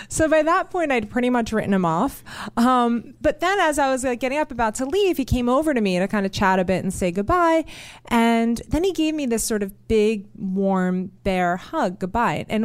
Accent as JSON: {"language": "English", "region": "New York", "country": "United States", "tie": "born or raised there", "said": "you know, I grew up in New York"}